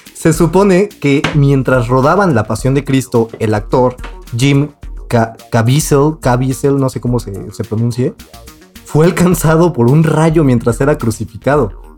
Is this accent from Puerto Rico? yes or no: no; Mexico; nosotros siendo mexicanos